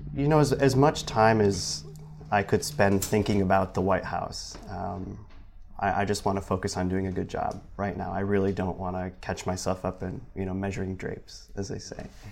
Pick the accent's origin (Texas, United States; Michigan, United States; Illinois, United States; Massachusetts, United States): Michigan, United States; moved away as an adult; now in South Bend, United States; back home i-, in Michigan